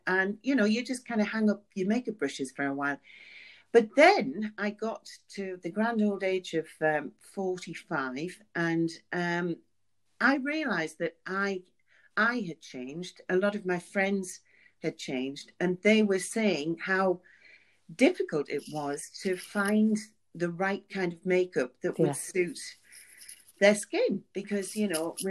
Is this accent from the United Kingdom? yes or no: yes; Sunderland, North East England, United Kingdom; But I am from the North, as you can hear.